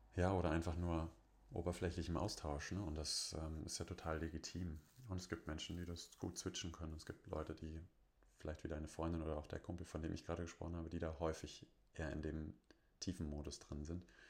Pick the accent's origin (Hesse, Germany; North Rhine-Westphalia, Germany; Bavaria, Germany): North Rhine-Westphalia, Germany; Bonn; bei uns in Bonn